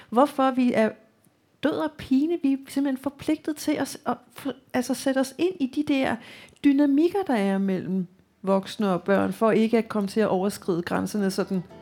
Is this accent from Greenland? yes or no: yes; Qeqertarsuaq, Greenland; moved away; also born or lived in Denmark; Jeg er vokset op i Nordgrønland i øh, en lille by, mm. som hedder Gratsuak, eller dengang hed den Godhavn.